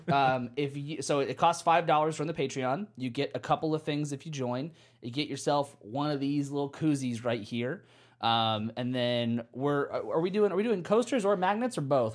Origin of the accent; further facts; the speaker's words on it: United States; Maybe I'm just American